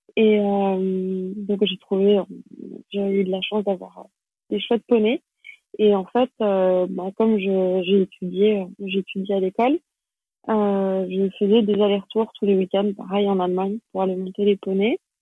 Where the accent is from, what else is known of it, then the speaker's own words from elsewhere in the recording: Geneva, Switzerland; first language French; also born or lived in Paris, France; Et donc après j'ai grandi à Genève